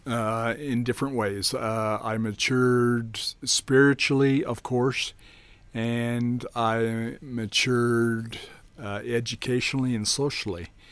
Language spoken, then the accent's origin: English; Rigby, Idaho, United States; also born or lived in Tetonia, Idaho; I grew up for, until I was about ten years old in Rigby, Idaho